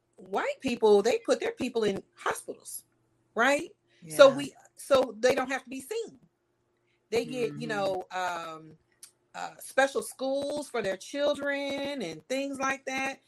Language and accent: English; California, United States; I'm from California